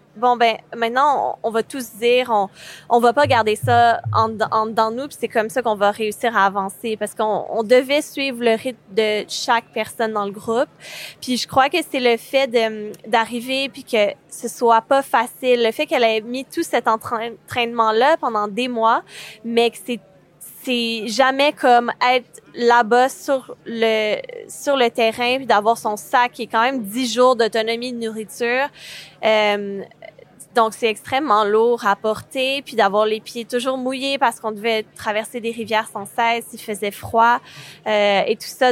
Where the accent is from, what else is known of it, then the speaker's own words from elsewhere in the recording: Quebec, Canada; je suis cinéaste réalisatrice et je viens du Québec